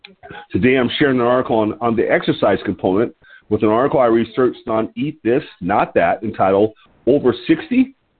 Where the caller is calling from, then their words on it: Lompoc, California, United States; I'm your host today. I'm calling from Lompoc, California. L-O-M-P-O-C, Lompoc, California.